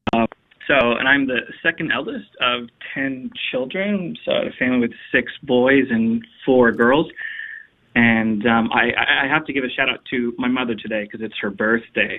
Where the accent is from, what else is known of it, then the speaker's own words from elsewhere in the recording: Dallas, Texas, United States; moved away as an adult; also born or lived in Phoenix, Arizona / Washington, District of Columbia, United States; I knew I wanted to return to my home state of Texas, my home city of the you know, Dallas